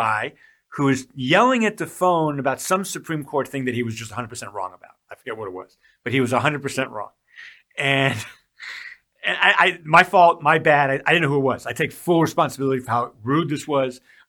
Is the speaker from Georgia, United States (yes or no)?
yes; Georgia, United States; I'm from Georgia